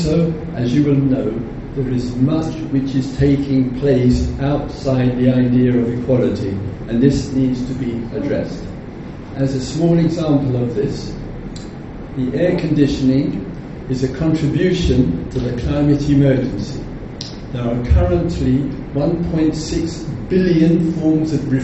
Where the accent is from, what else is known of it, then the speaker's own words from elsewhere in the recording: England, United Kingdom; I am English